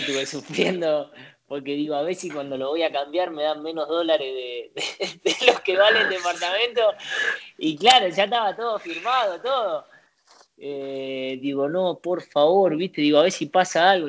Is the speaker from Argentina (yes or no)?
yes; Sarandí, Buenos Aires Province, Argentina; moved away as an adult; also born or lived in Valencia, Spain; now in Italy; Yo nací en Sarandí, bueno, viví toda la vida hasta el día que, que me fui a Valencia